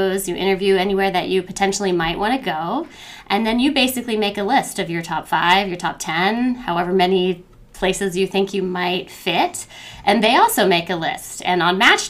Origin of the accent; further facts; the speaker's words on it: West Virginia, United States; moved away as an adult; now in Columbus, United States; I'm from West Virginia